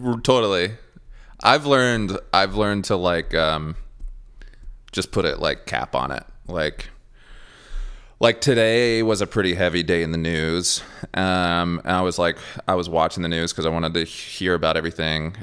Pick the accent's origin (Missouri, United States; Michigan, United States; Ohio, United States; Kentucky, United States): Kentucky, United States; Ashland; now in Nashville, United States; Ashland, Kentucky where I was born. Very, very, very small town. I'm actually from Flatwoods, Russell, which is a very small neighborhood in Ashland.